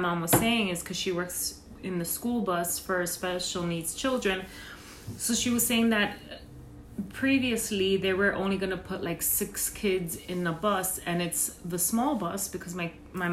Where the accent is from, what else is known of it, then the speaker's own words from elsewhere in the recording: New York City, New York, United States; We are lifetime New Yorkers.